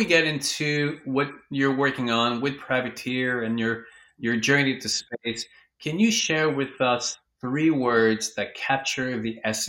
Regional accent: Vancouver, British Columbia, Canada; now in Los Angeles, United States; Oh, you're in my hometown. I live in Vancouver, and now I'm in LA, so.

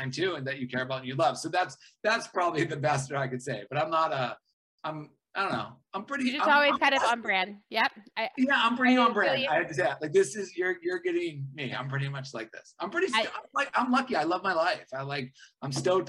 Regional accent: Boston, Massachusetts, United States; also born or lived in Caribbean; my really good buddy that I grew up with in Boston

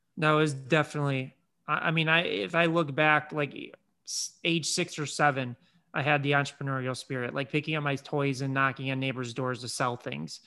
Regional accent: Chicago, Illinois, United States; grew up in Chicago

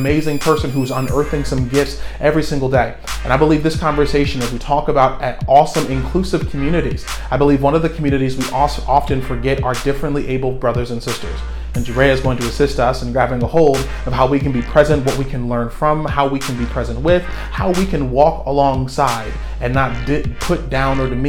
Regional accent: Central Falls, Rhode Island, United States; moved away; my old hometown

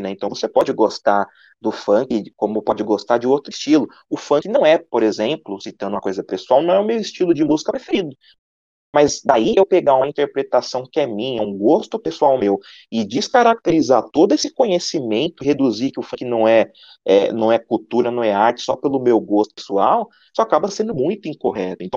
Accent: São Paulo, Brazil; O Ícaro e eu somos daqui de São Paulo

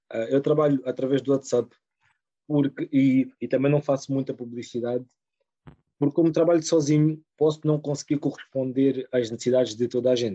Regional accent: Rio de Mouro, Lisbon, Portugal; sou de Rio de Moro.

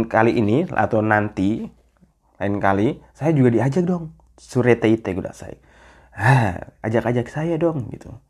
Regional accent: Jakarta, Indonesia; saya orang Jakarta gimana katanya udah pindah ibu kota ya

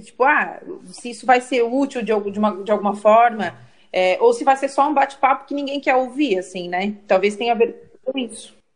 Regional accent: Criciúma, Santa Catarina, Brazil; sou de Criciúma

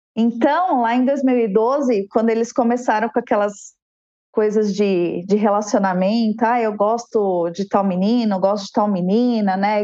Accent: São Paulo, Brazil; also born or lived in Guarulhos; Sou nascida em São Paulo

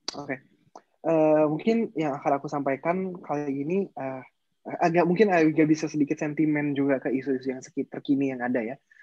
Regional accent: Indonesia; kita lahir di Indonesia

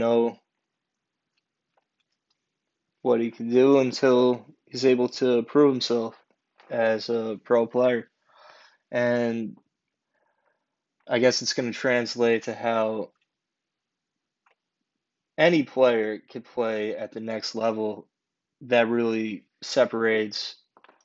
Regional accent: New York City, New York, United States; as a New Yorker

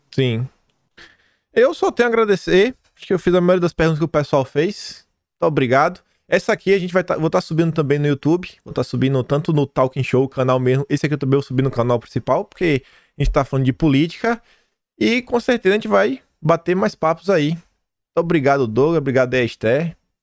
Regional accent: Feira de Santana, Bahia, Brazil; now in Australia; Feira de Santana, minha terra

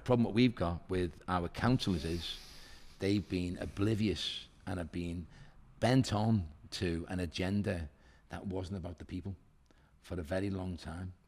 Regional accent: Liverpool, North West England, United Kingdom; I'm from Walton, you know, Dane Street where the Spellow Pub is. That's where I'm from, County Road.

